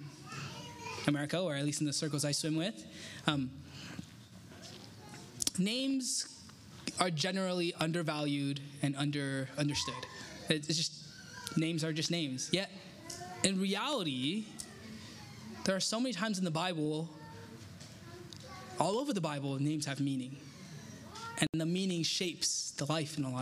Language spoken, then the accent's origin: English; Taiwan; I'm from Taiwan